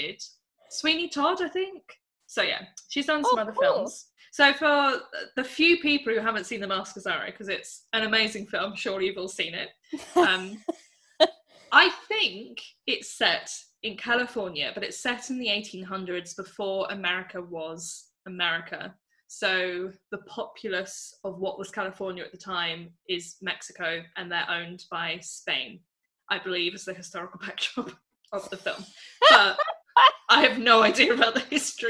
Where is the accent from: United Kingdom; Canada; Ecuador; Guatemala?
United Kingdom; England; I'm English